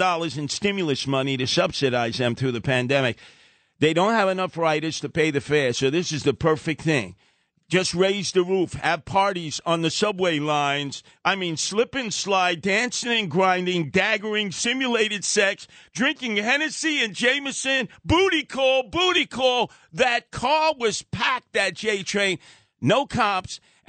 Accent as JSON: {"language": "English", "town": "New York City", "region": "New York", "country": "United States", "tie": "born or raised there", "said": "I grew up in Brownsville, East New York, Canarsie, started the Guardian Angels in the South Bronx."}